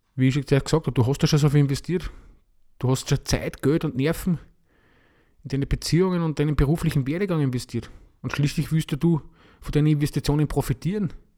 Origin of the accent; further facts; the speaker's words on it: Austria; bei uns in Österreich